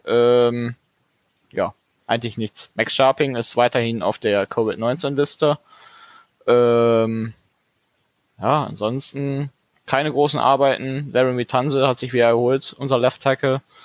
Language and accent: German; Dortmund, North Rhine-Westphalia, Germany; für mich als Dortmunder